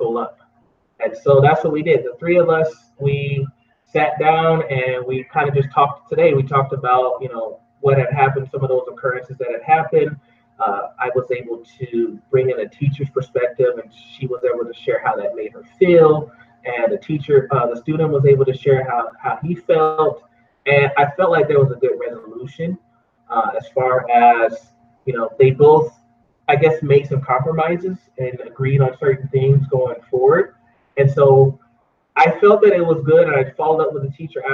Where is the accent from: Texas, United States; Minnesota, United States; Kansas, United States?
Texas, United States; Houston; also born or lived in Oregon; now in Idaho, United States; growing up in Houston, Texas, I never thought I would end up migrating to this area